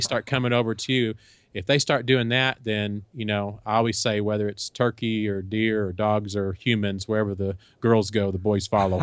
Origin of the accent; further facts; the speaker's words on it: Texas, United States; also born or lived in Kansas; we're from Texas and we, we live in Texas now, but we lived for a few years up in Kansas.